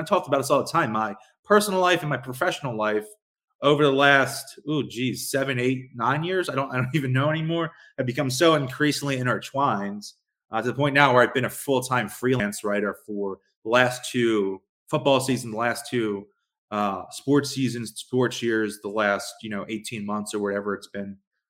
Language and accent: English; Philadelphia, Pennsylvania, United States; I'm from Philadelphia.